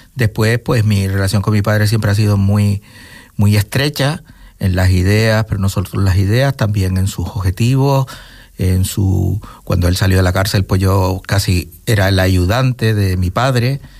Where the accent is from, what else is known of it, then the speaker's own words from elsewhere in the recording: Gran Canaria, Canary Islands, Spain; moved away as an adult; also born or lived in Venezuela; now in Fuerteventura, Spain; yo cuando ya tuve tres años, pues volvimos, o ellos volvieron, y yo con ellos, pero todavía un baby y volví a Gran Canaria y claro, toda mi familia y todo mi, entorno siempre ha sido